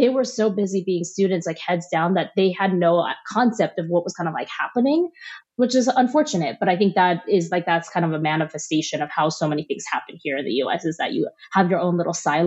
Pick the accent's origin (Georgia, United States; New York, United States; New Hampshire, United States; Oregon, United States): New York, United States; also born or lived in Shanghai; I was born in Shanghai, but I grew up in New York.